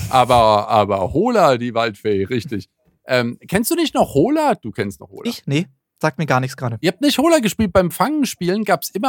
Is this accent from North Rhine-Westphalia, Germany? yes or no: no; Frankfurt, Hesse, Germany; ich hier als Frankfurter Küstenkind, mit der Geschichte dieser ehrenwerten Gesellschaft auseinandergesetzt.